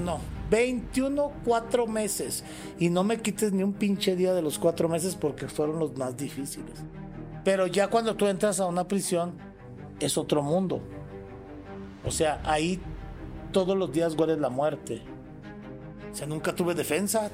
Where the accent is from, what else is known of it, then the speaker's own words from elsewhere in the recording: Torreón, Coahuila, Mexico; yo desde muy chico, mi abuela era la dueña de una, se llama Departamento de Curiosidades en el aeropuerto de Torreón, Coahuila